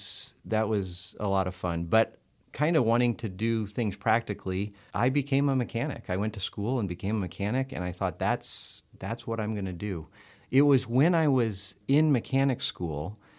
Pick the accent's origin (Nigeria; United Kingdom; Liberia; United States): Liberia; After living, growing up in Liberia, you know, all the way through, well, junior high and high school, I say sort of, because I went to boarding school